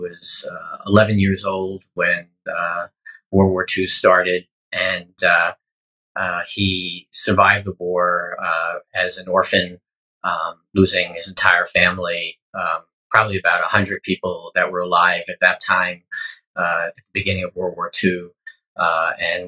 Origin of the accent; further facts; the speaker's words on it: New York City, New York, United States; I grew up in the Bronx in the late 50s, early 60s